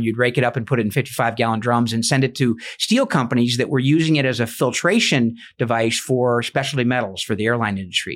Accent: Alfred, New York, United States; moved away; I grew up in Western New York, a, a little small town, uh, kinda equidistant from Buffalo and Rochester on the Pennsylvania border with more cows than people

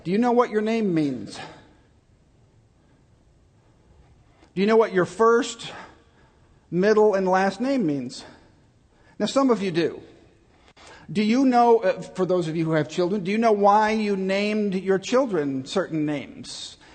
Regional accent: Chicago, Illinois, United States; moved away; also born or lived in Texas; I grew up in Chicago, and my dad took me to see the Cubs all the time

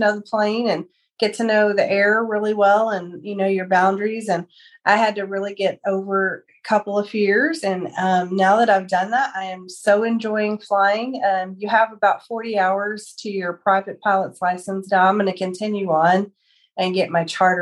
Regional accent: Amarillo, Texas, United States; I am from Amarillo, Texas. I was born and raised here in the Texas Panhandle

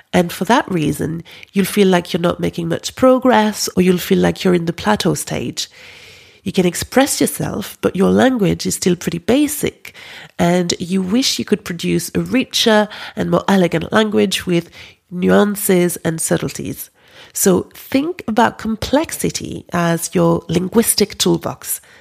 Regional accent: France; accent: French; English is a second language; moved away; My French accent

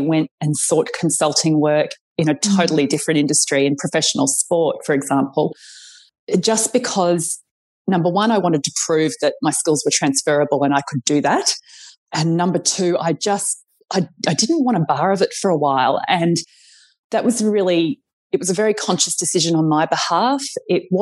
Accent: Brisbane, Queensland, Australia; moved away; I'm from Brisbane originally

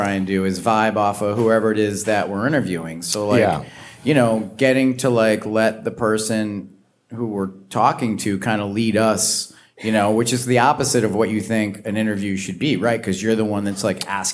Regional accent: Western Massachusetts, United States; also born or lived in Block Island; now in Mystic, United States; I'm from Western Mass, and, like, again, I was only out here summers

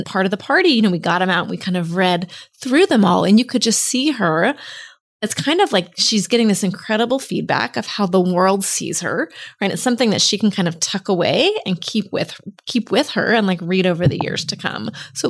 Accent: Texas, United States; I'm from Texas, you know, there's a lot of these Southern traditions.

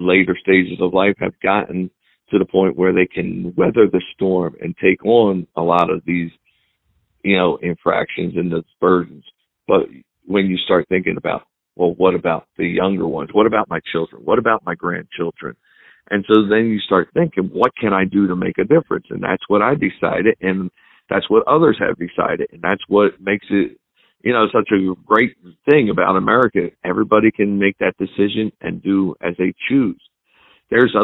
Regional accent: New Jersey, United States; I grew up here in New Jersey, and I choose to want to stay here where my family is

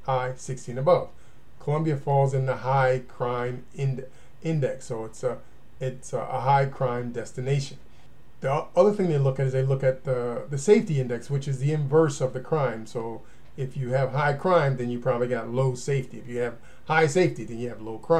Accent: United States; I'm American, I have family here

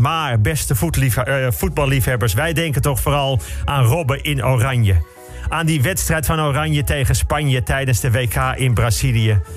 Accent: Bussum, North Holland, Netherlands; Ik ben opgegroeid in Bussum, in de sloppenwijken van het Gooi

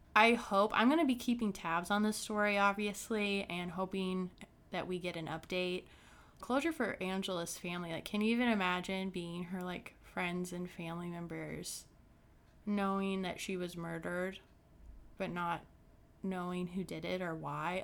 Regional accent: Brown County, Indiana, United States; my small hometown, Brown County, in Indiana

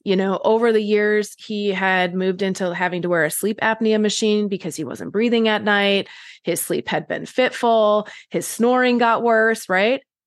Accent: Wisconsin, United States; moved away as an adult; also born or lived in California; I grew up in Wisconsin, but then I moved to California for college

